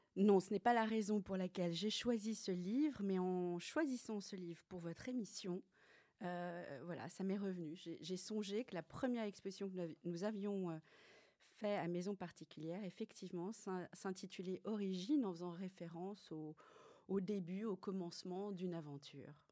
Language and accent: French; Paris, Île-de-France, France; moved away as an adult; now in Brussels, Belgium; je suis française, je suis née à Paris.